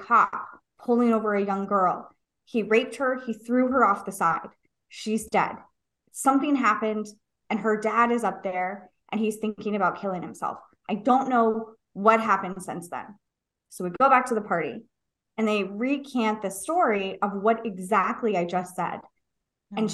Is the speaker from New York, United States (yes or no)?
no; San Diego, California, United States; I grew up in San Diego